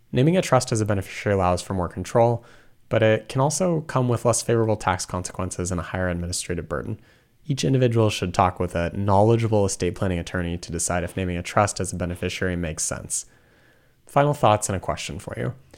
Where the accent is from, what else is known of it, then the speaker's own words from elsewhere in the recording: Washington, United States; moved away; I'm originally from Washington State